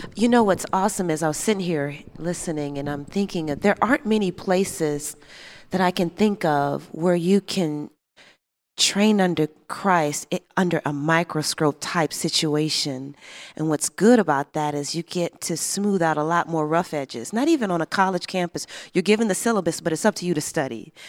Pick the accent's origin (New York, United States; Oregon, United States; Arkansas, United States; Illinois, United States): Illinois, United States; Chicago; I grew up in Chicago, south side of Chicago